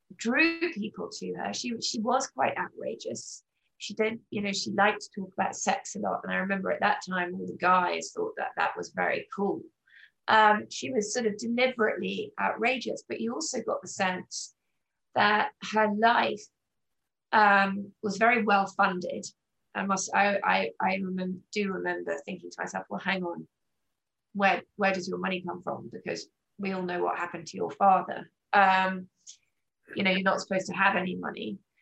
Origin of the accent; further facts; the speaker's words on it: England, United Kingdom; moved away as an adult; now in United States; I grew up in England um, and moved to America in 1997 in my mid 20s with my then husband